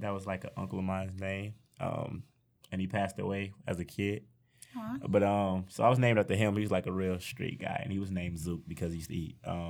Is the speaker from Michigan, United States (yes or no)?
yes; Saginaw, Michigan, United States; now in Detroit, United States; I've been staying in Saginaw my whole life.